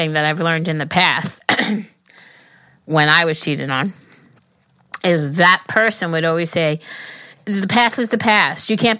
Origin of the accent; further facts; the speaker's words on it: Denmark; English is a second language; I'm 22, and I'm from Denmark.